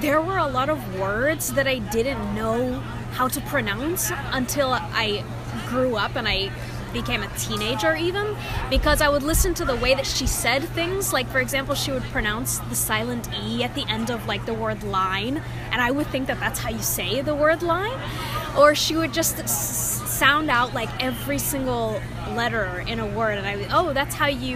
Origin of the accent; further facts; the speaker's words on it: Houston, Texas, United States; also born or lived in Queens, New York; I was born in Queens, New York, but then my family moved to Houston when I was little